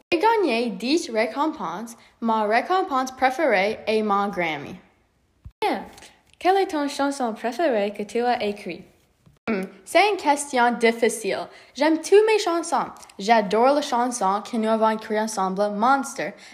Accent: Stratford, Ontario, Canada; also born or lived in London, Ontario; Oui, je suis né le 1er mars 1994 dans London, Ontario. Je suis né à l'hôpital de Saint Joseph's et j'ai grandi dans Stratford, Ontario.

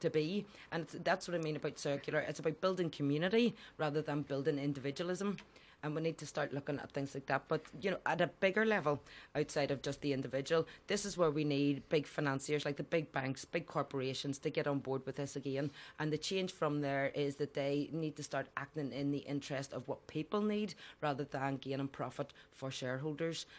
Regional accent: Belfast, Northern Ireland, United Kingdom; I grew up in the Falls Road and Dunville Park in the Lower Falls.

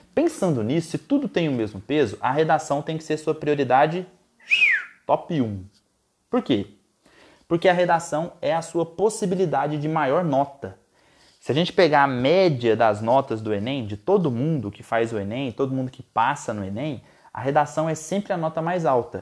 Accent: Goiás, Brazil; Lá em Goiás, minha terra natal

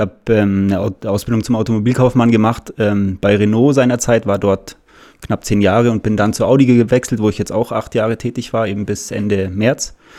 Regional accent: Munich, Bavaria, Germany; bin aus München, habe immer meine Zeit hier verbracht

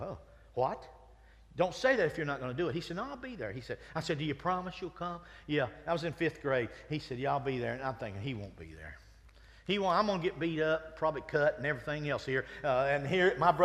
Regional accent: Winston-Salem, North Carolina, United States; I grew up in Winston-Salem.

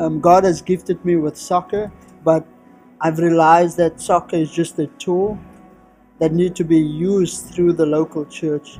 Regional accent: Cape Town, Western Cape, South Africa; from South Africa, all the way in Cape Town, from a little community called Ocean View, which is at the very southern tip of Africa.

